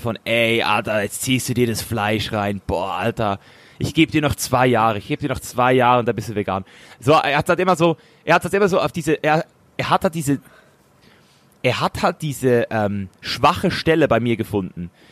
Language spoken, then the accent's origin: German; Switzerland; als Schweizer Junge